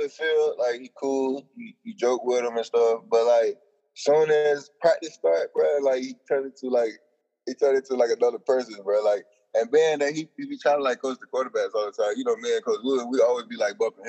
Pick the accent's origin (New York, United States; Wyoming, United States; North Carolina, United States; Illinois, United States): North Carolina, United States; I'm from North Carolina